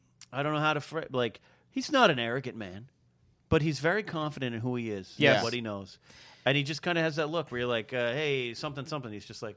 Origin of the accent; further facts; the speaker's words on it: Nipomo, California, United States; my hometown, Napoma, California